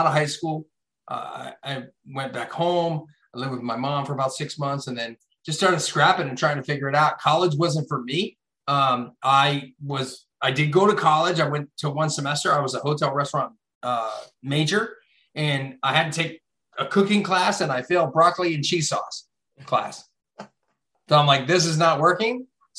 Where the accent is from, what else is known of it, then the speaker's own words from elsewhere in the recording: Hershey, Pennsylvania, United States; I grew up in Chocolate Town, USA, Hershey, Pennsylvania.